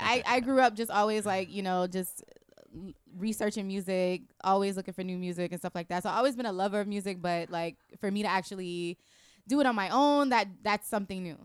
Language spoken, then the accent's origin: English; Tampa, Florida, United States; also born or lived in Long Island, New York; I'm from Tampa in a sense where, like, I've spent majority of my life there